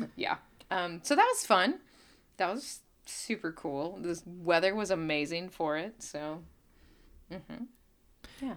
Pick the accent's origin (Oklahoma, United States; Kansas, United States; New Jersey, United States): Oklahoma, United States; Claremore; my hometown, Claremore